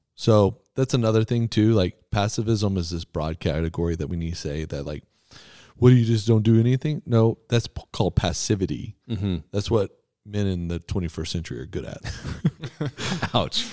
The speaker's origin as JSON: {"language": "English", "region": "Texas", "country": "United States", "tie": "born or raised there", "said": "so I grew up in Texas."}